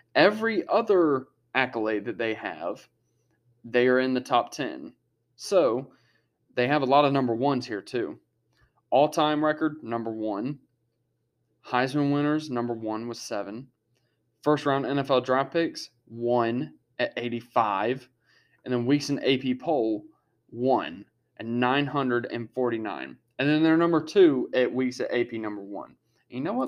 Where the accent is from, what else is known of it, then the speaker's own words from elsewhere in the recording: Harrisburg, United States; a team representing my hometown